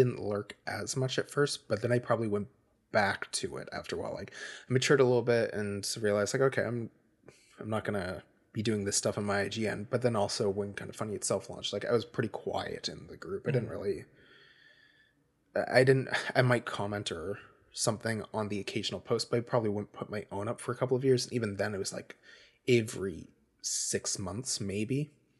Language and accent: English; Nova Scotia, Canada; I am from Nova Scotia, Canada.